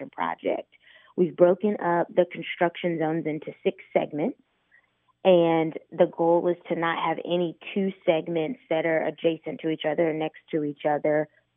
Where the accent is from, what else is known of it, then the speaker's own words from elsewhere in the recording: Indianapolis, Indiana, United States; I grew up in Indy. I've been here pretty much my entire life except for college.